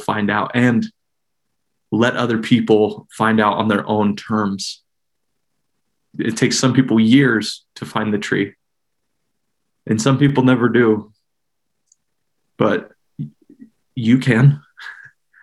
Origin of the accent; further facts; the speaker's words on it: Salt Lake City, Utah, United States; I grew up in the Mill Creek neighborhood on the east benches of Salt Lake City